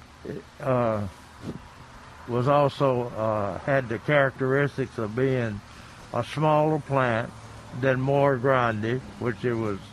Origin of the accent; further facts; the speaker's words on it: Somerville, Tennessee, United States; out of Somerville, Tennessee, from my hometown.